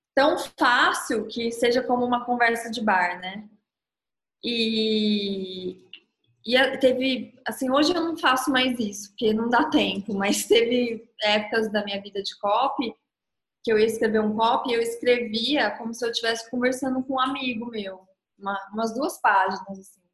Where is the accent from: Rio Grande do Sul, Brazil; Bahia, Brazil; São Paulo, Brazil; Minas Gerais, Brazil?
São Paulo, Brazil; Ribeirão Preto; Eu sou de Ribeirão Preto